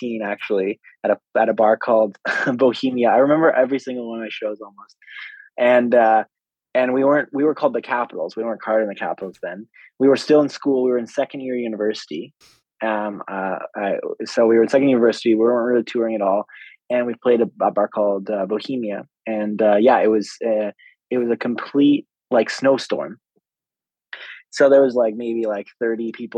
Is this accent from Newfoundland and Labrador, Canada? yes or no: no; Victoria, British Columbia, Canada; moved away as an adult; now in Edmonton, Canada; Lucky Bar in Victoria, which is my hometown.